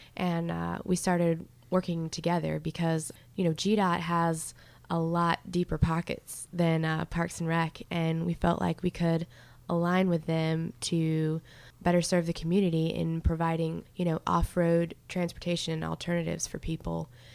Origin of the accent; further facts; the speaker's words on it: Charlotte, North Carolina, United States; moved away as an adult; now in Greensboro, United States; I'm from Charlotte originally